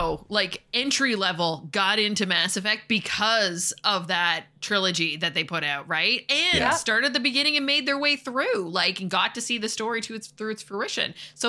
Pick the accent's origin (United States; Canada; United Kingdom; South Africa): Canada; But, I mean, come on, we're Canadian. We have to talk about hockey, right?